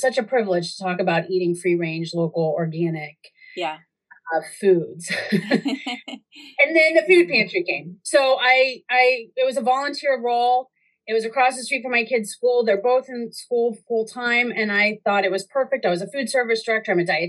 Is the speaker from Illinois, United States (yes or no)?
no; North Carolina, United States; Like when I moved up here from North Carolina and I saw kale being used as a garnish, I was just, what the heck?